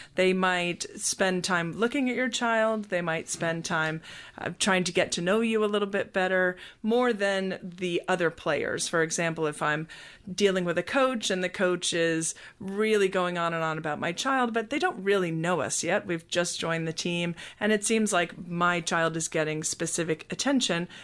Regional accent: Scotland, United Kingdom; also born or lived in United States; now in Atlanta, United States; I was born in Scotland and was raised there until we moved to the United States

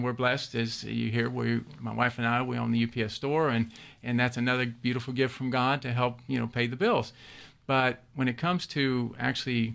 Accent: Louisville, Kentucky, United States; moved away as an adult; now in Georgia, United States; born and raised in Louisville, Kentucky

